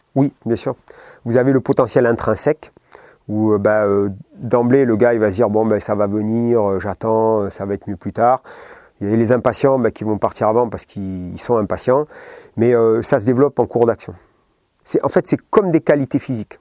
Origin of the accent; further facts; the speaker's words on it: Basque Country, Nouvelle-Aquitaine, France; moved away; je venais du Pays Basque, donc euh, la mer, la piscine, etc.